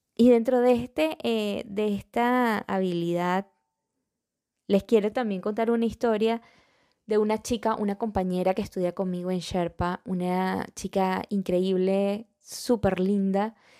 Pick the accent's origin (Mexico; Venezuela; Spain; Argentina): Venezuela; moved away; yo soy venezolana